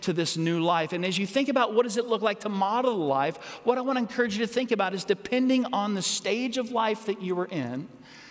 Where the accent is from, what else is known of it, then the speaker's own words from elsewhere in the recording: United States; as American citizens